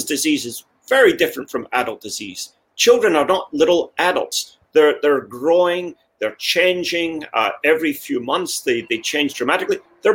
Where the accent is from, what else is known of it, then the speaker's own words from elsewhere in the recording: Scotland, United Kingdom; also born or lived in United States; now in Kansas City, United States; I come from Scotland originally.